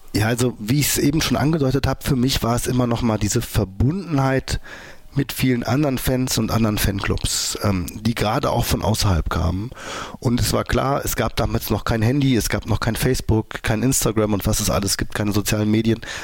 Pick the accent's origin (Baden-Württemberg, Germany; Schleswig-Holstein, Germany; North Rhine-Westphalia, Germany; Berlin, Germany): North Rhine-Westphalia, Germany; Mönchengladbach; Und wir haben bei uns in Mönchengladbach Fußball gespielt. Da war ich so 17 oder so